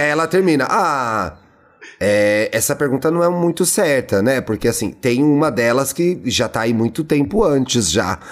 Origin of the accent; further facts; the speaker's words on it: São Paulo, Brazil; eu, como bom paulistano